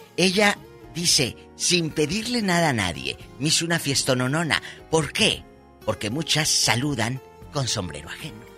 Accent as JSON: {"language": "Spanish", "town": "Matamoros", "region": "Tamaulipas", "country": "Mexico", "said": "mi tierra, Matamoros"}